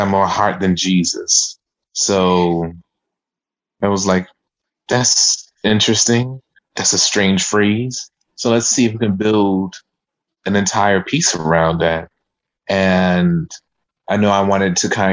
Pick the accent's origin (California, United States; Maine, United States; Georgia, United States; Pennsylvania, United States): Georgia, United States; Savannah; from Savannah, Georgia